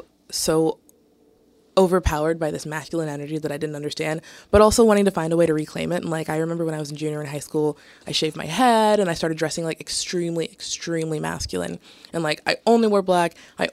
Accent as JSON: {"language": "English", "region": "Southern United States", "country": "United States", "tie": "born or raised there", "said": "felt like people were imposing a masculinity on me that I didn't want, like, my entire life, especially growing up in the South"}